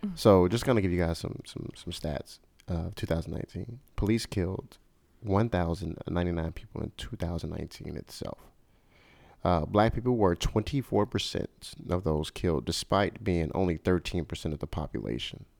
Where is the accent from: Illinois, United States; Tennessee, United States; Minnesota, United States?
Illinois, United States; Chicago; my hometown, Chicago, Illinois